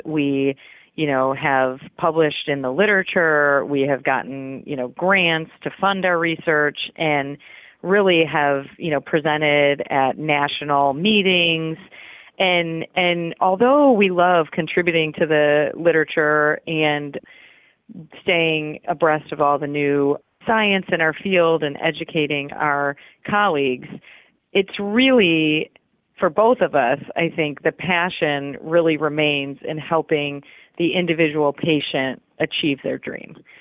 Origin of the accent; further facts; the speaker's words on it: Chicago, Illinois, United States; moved away as an adult; now in St. Louis, United States; I was born and raised in Chicago. So, I've always been a Midwest girl